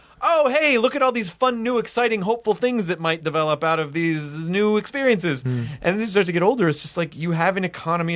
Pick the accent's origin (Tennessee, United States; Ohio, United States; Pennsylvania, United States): Tennessee, United States; Memphis; also born or lived in Jonesboro, Arkansas; I'm from Memphis